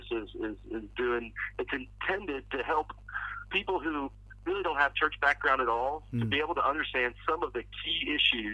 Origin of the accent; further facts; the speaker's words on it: West Virginia, United States; moved away; where I grew up back in West Virginia